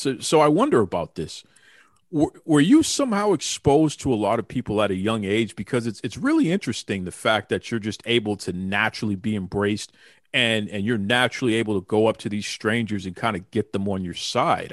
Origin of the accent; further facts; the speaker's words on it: Boston, Massachusetts, United States; I grew up on Teddy Long and, and here in Boston, um, I was fortunate enough to have cable television very, very early